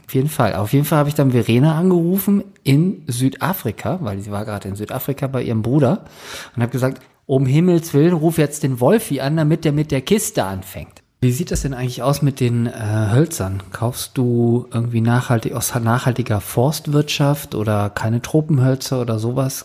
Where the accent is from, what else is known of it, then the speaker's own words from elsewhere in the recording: Northern Germany, Germany; moved away; bei uns im Norden